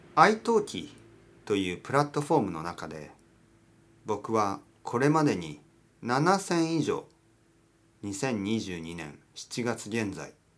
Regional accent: Kyushu, Oita, Japan; now in Tokyo, Japan; 僕の出身は九州の大分県です

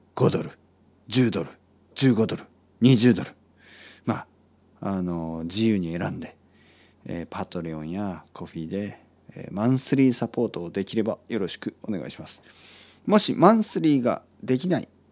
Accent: Oita, Japan; 大分県出身の人で

